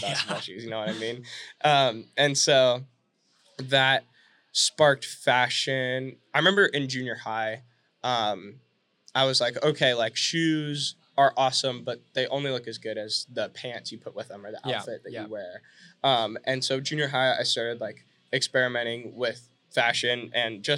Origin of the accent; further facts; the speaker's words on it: Fresno, California, United States; now in Phoenix, United States; I'm from California, the Central Valley. I'm from Fresno, and it's about 2 hours from the beach